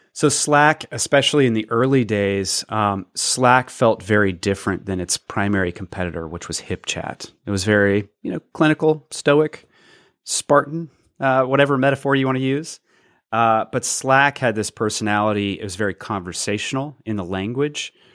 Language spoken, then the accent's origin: English; Athens, Georgia, United States; my hometown, Athens, Georgia